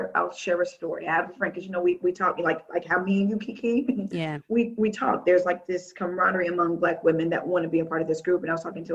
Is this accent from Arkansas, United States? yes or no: yes; Little Rock, Arkansas, United States; moved away as an adult; I'm from Little Rock, Arkansas. I am a long way away from home.